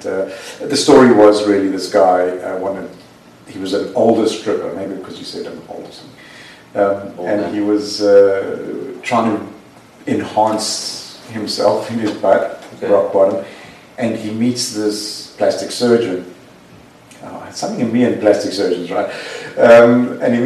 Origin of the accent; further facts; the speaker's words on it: South Africa; moved away; my parents would go to the Jewish Guild in South Africa on a Saturday, and we'd go